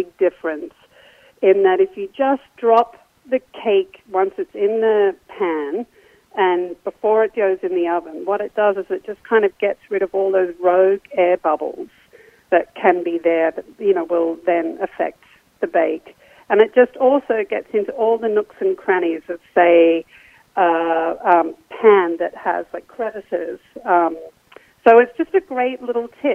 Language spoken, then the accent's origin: English; Australia; when I was like a kid growing up in Australia